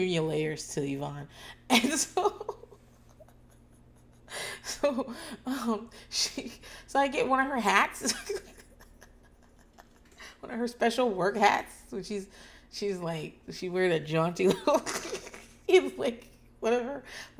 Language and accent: English; Northeast, United States; now in Austin, United States; I'm from the Northeast